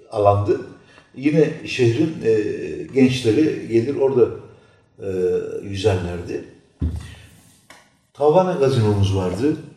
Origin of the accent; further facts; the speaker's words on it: Adapazarı, Sakarya, Turkey; Türkmeniz. Sonra 90 çarpında Adapazarı'na gelmişiz.